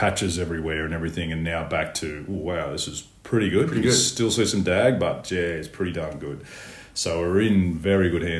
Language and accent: English; Charlestown, New South Wales, Australia; Charlestown Golf Course, which is my hometown